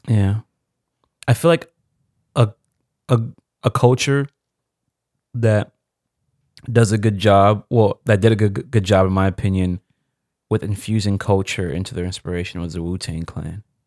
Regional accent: Nigeria; me being Nigerian

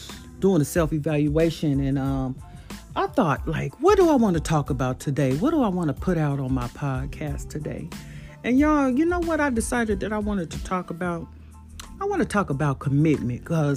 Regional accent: San Bernardino, California, United States; now in Fort Worth, United States; coming at you from Fort Worth, Texas, born and raised in San Bernardino, California.

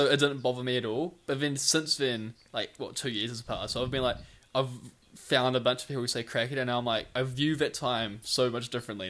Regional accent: New Plymouth, Taranaki, New Zealand; No, but I was saying because New Zealand, New Plymouth both start with New, so I was like, oh, I'm from New.

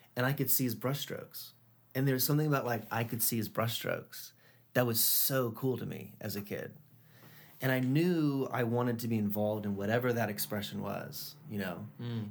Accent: Charlotte, North Carolina, United States; moved away; I grew up in Charlotte, North Carolina

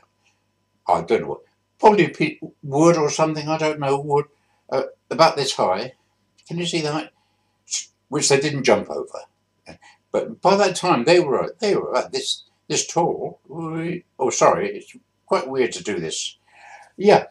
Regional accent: Bristol, South West England, United Kingdom; also born or lived in Swindon; I grew up in Bristol. Born in Swindon in 1939, but after about a year, we moved to Bristol

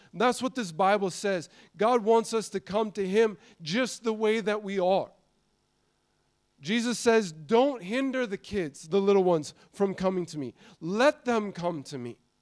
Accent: Montana, United States; I grew up in Montana

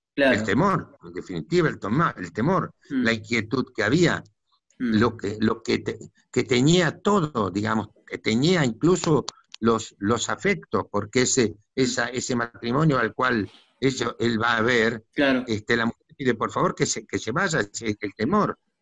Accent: Dock Sud, Buenos Aires Province, Argentina; Yo, yo nací en, en el Doc Sur, que era un barrio obrero

